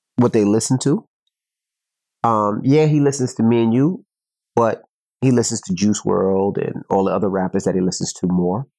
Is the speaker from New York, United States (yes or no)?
yes; New York City, New York, United States; moved away; I'm from Queens